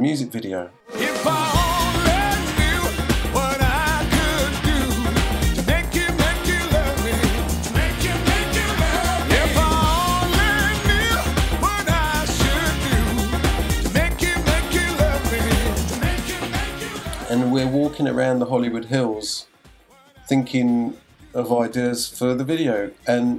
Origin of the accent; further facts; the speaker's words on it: Leatherhead, South East England, United Kingdom; moved away as an adult; also born or lived in Los Angeles, United States; I've been in Leatherhead. I grew up in Leatherhead. And then we had moved to LA.